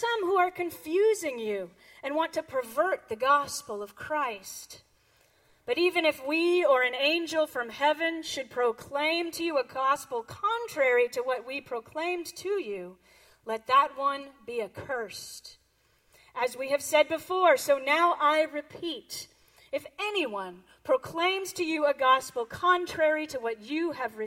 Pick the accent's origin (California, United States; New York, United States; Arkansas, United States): California, United States; Sebastopol; I grew up here in Northern California, up in Sebastopol